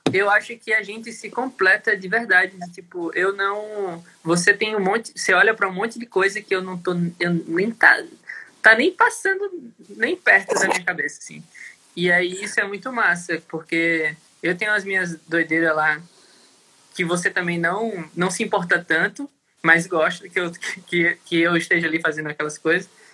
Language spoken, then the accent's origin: Portuguese; Natal, Rio Grande do Norte, Brazil; moved away as an adult; A gente é de Natal, né? Morou lá até 2014, 2015